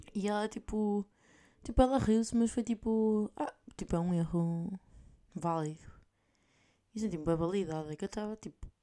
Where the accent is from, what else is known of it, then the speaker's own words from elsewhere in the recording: north of Portugal, Portugal; accent: northern Portuguese; moved away as an adult; now in Spain; aí em cima nós abrimos mais as vogais